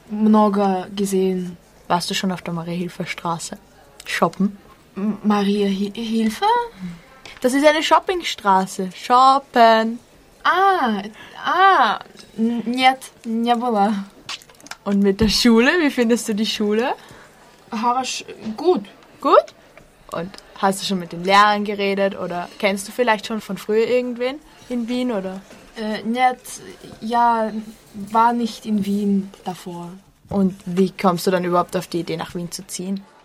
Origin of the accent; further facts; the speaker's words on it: Saltykovka, Moscow Oblast, Russia; German is a second language; Hallo, äh, ja … Komme aus Saltekowka.